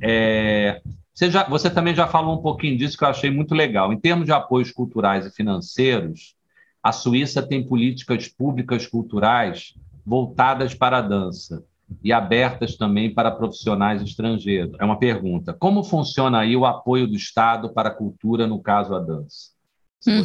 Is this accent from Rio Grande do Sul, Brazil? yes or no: no; Rio de Janeiro, Brazil; now in Bahia, Brazil; Eu sou carioca, estou aqui há 25 anos